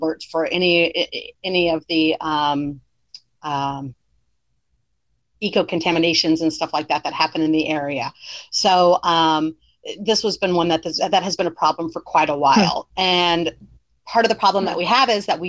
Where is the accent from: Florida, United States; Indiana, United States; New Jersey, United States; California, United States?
Florida, United States; I grew up in Florida, barefoot, running around in the woods